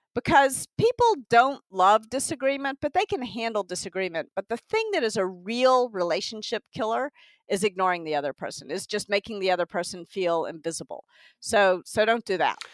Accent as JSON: {"language": "English", "region": "Tennessee", "country": "United States", "also_born_or_lived": "New York", "moved": "yes", "lives_now": "California, United States", "said": "I'm from Tennessee"}